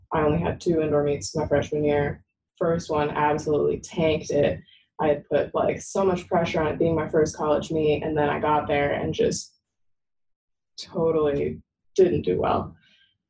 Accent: Sacramento, California, United States; I am from the Sacramento area and I didn't really want to stay close to home.

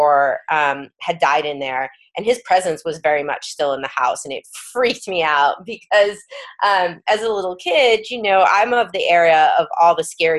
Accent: New York City, New York, United States; I grew up in New York

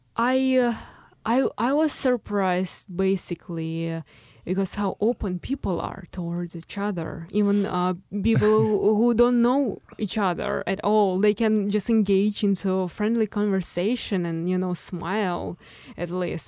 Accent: Moscow, Russia; English is a second language; moved away as an adult; now in Chicago, United States; from my hometown and, uh, from the schools I've ever been to, uh, in, in Moscow

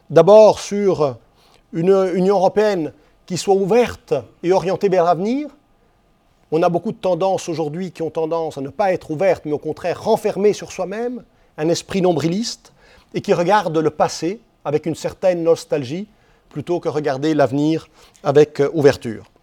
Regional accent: Switzerland; j'ai été voir Airbus, parce que je suis suisse, je suis européen

